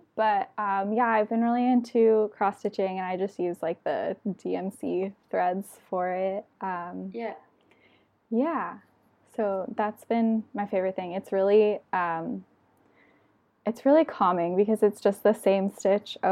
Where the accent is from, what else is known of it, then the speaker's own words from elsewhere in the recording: San Diego, California, United States; now in Davis, United States; I'm from San Diego